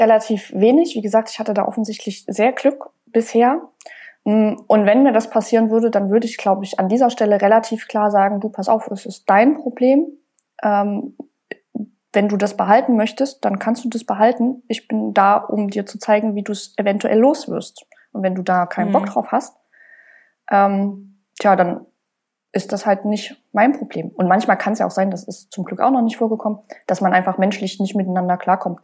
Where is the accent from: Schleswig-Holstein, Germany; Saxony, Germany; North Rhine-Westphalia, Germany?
Saxony, Germany; Leipzig; ich komme ja aus Leipzig und ich wollte auch unbedingt hier bleiben